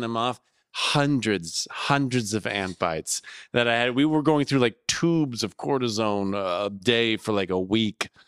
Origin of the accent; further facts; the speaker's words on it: Florida, United States; Jeremy and I grew up in Florida